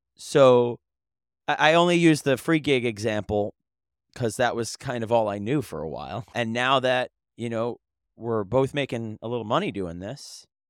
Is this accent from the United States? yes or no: yes; New York, United States; also born or lived in Philadelphia / Delaware; as a New Yorker